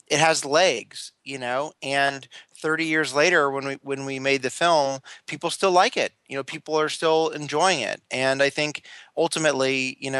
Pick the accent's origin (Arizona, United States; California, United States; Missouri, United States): California, United States; Los Angeles; I grew up in the San Fernando Valley, which is a suburb of Los Angeles.